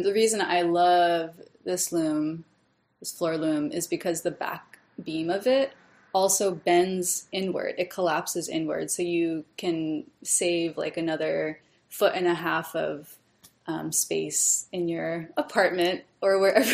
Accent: Hawaii, United States; now in New York, United States; I'm from Hawaii originally

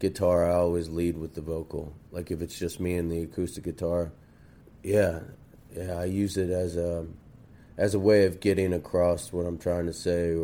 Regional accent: northern Kentucky, United States; also born or lived in Cincinnati, Ohio; I grew up in northern Kentucky, and originally I was born in Cincinnati and lived in Madisonville

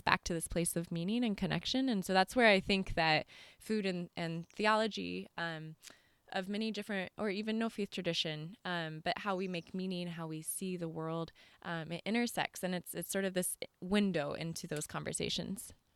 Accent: California, United States; moved away as an adult; also born or lived in East Coast, United States; grew up, um, in California and then traveled on out to the East Coast

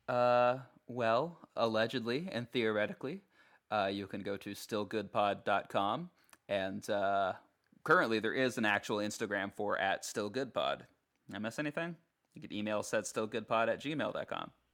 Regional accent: Alaska, United States; I'm from Alaska.

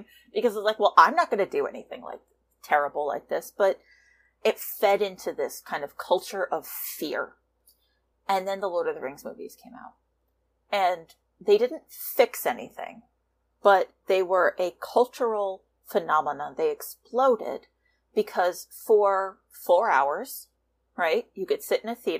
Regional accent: New York tri-state area, New Jersey, United States; I'm from the New York tri-state area. I was born within spitting distance of Manhattan in New Jersey.

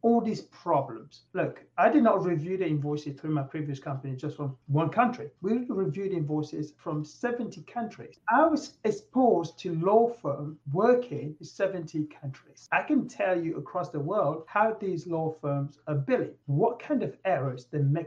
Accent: England, United Kingdom; moved away as an adult; now in United States; I'm from England

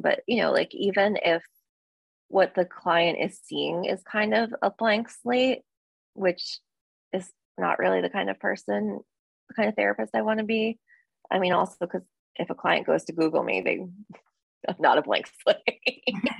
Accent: New Jersey, United States; I'm from New Jersey.

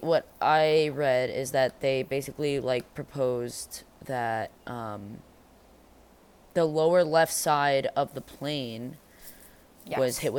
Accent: Long Island, New York, United States; moved away as an adult; We're from Long Island. We have light damage here, right? Like, we have, like, we're literally an hour and a half away from the motherfucking city.

